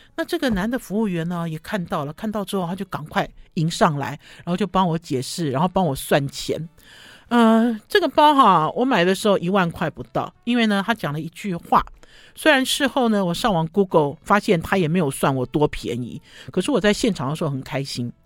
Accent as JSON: {"language": "Chinese", "region": "Taipei", "country": "Taiwan", "said": "我是台北人"}